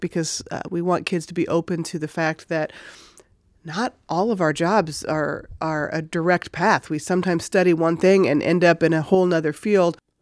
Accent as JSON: {"language": "English", "town": "Chicago", "region": "Illinois", "country": "United States", "moved": "as an adult", "lives_now": "Alaska, United States", "said": "I'm originally from Illinois, around Chicago area"}